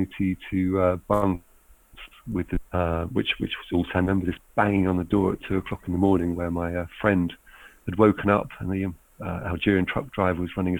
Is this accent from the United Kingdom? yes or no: yes; United Kingdom; Being British